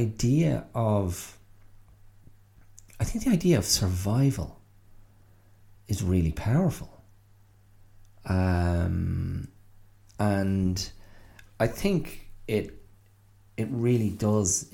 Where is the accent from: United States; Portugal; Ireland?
Ireland; as an Irish person